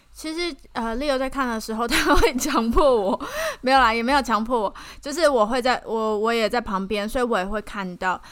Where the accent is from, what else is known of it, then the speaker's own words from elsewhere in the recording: Taiwan; 我从台湾来了